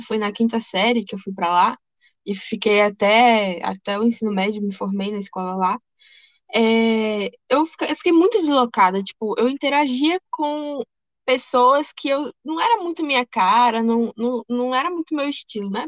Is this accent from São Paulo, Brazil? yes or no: no; Ilhéus, Bahia, Brazil; also born or lived in Rio de Janeiro; eu me mudei do Rio de Janeiro para cá, né, para Ilhéus. E aí eu estudei numa escola dois anos